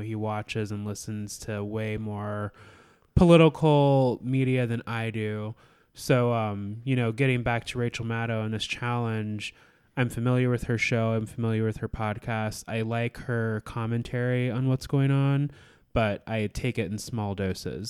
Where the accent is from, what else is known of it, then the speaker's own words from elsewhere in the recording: Alaska, United States; I born and raised in Alaska